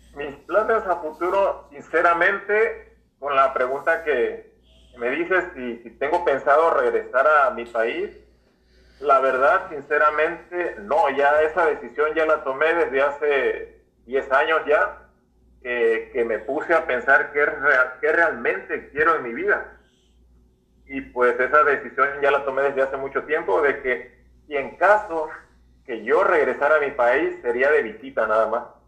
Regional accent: Mexico; now in United States; pues yo soy mexicano

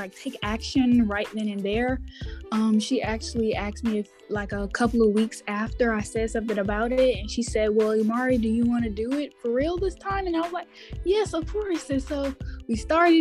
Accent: Houston, Texas, United States; now in Dallas, United States; I am from Houston, Texas. Texas. Now I live in Dallas

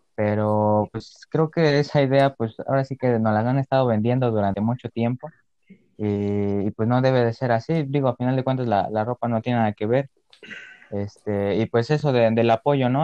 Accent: Mexico; entre todos los mexicanos

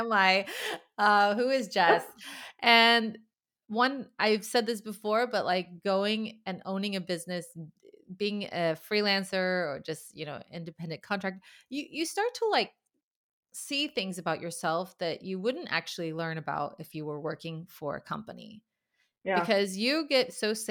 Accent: United States; now in Sweden; being an American in Sweden

